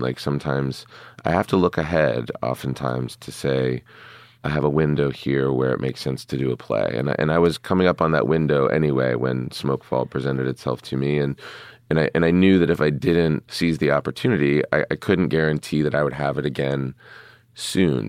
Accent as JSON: {"language": "English", "town": "Pittsburgh", "region": "Pennsylvania", "country": "United States", "tie": "born or raised there", "moved": "yes", "said": "growing up in Pittsburgh"}